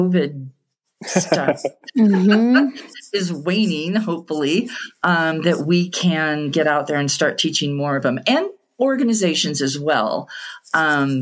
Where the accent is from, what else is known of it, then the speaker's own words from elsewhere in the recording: Southern California, United States; moved away as an adult; now in Eastern Sierra, United States; I was born and raised in Southern California